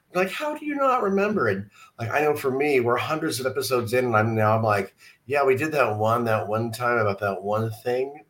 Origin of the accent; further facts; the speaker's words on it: San Diego, California, United States; now in Missouri, United States; I'm from San Diego